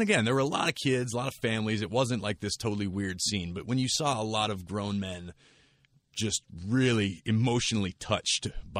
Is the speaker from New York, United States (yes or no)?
no; Pittsburgh, Pennsylvania, United States; I grew up in Pittsburgh